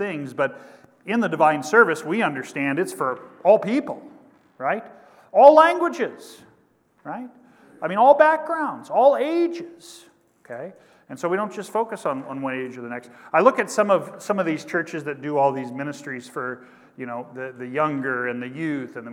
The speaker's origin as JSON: {"language": "English", "region": "Kansas", "country": "United States", "tie": "born or raised there", "said": "my home state of Kansas"}